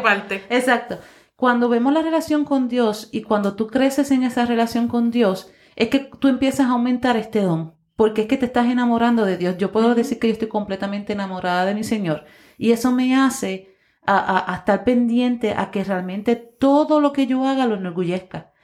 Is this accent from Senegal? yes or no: no; Puerto Rico; nosotros como puertorriqueños